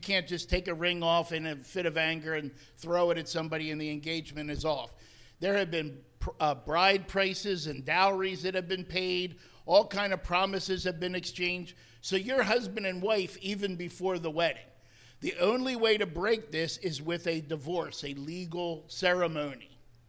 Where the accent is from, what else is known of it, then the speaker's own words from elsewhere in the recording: New Jersey, United States; moved away as an adult; also born or lived in Connecticut; I actually was ministering for 40 years in Connecticut, but I am from New Jersey. I grew up there.